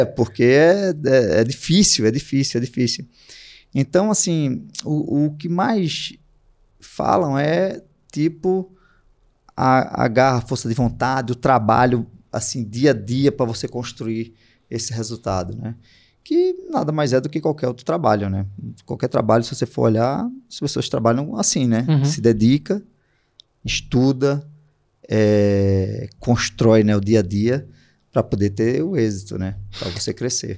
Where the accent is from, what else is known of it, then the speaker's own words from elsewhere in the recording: Recife, Pernambuco, Brazil; eu sou de Recife